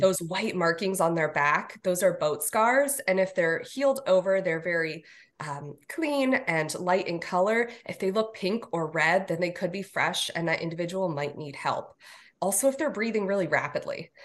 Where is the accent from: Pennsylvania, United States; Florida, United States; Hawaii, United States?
Florida, United States; South; I grew up here in South Florida, not too far from Manatee Lagoon.